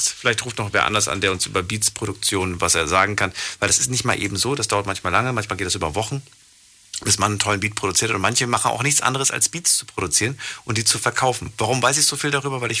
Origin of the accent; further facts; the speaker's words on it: Heilbronn, Baden-Württemberg, Germany; ich komme aus Heilbronn.